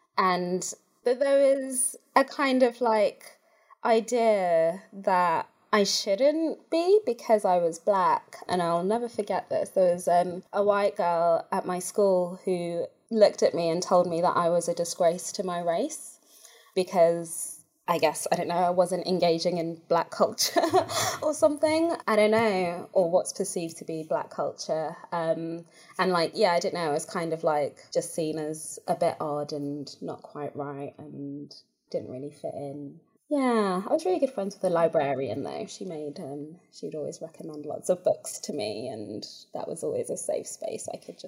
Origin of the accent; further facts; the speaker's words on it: South Africa; moved away; also born or lived in Bulawayo, Zimbabwe; So I was born in Bulawayo and we lived there for a little bit, but I don't actually have, I guess, like very many memories of being there because we moved to South Africa when I was about 2.